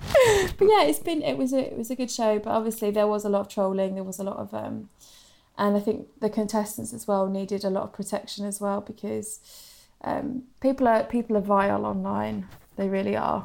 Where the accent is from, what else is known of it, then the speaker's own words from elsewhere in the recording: Suffolk, East of England, United Kingdom; now in London, United Kingdom; Obviously, I live in London now, but I'm from Suffolk